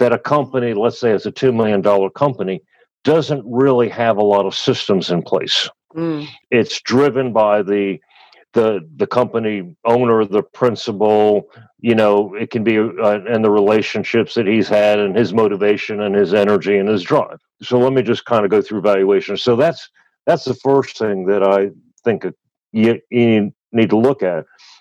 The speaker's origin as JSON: {"language": "English", "country": "United States", "moved": "as an adult", "lives_now": "Australia", "said": "I'm obviously from the States"}